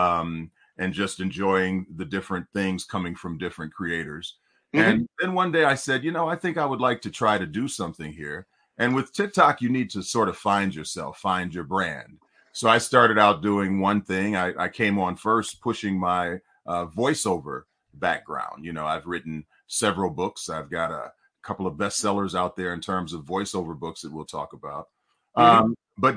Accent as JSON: {"language": "English", "town": "Detroit", "region": "Michigan", "country": "United States", "tie": "born or raised there", "moved": "yes", "lives_now": "California, United States", "said": "I'm from Detroit, Michigan"}